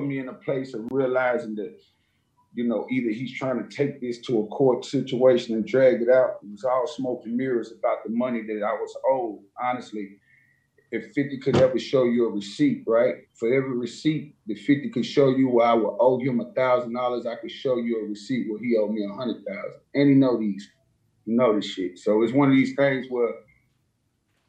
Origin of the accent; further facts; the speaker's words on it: Nashville, Tennessee, United States; I come from Nashville, Cashville